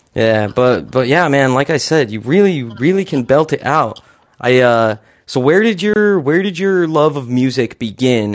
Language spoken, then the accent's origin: English; Utah, United States; born and raised in Utah as well